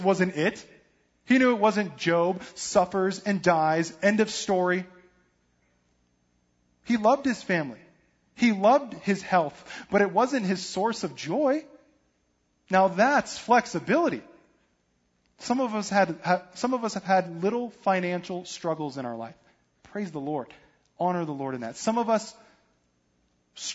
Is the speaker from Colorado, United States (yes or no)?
yes; Denver, Colorado, United States; moved away; I'm from Denver, so I'm not really a big football fan, but I follow the home team because that's just what you